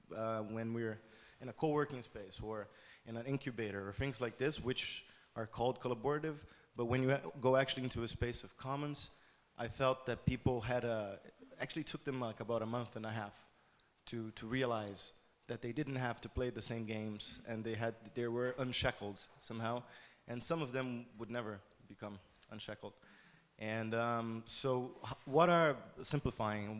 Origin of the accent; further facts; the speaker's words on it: Brazil; I come from Brazil